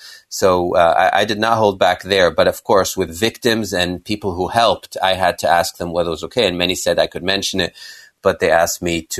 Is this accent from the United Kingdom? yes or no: no; Kenya; also born or lived in Israel; I was born in Israel and grew up in Kenya as a little boy in the 60s.